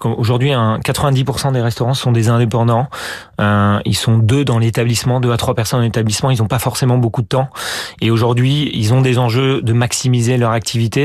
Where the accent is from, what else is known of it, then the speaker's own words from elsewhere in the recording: France; moi le premier en tant que bon français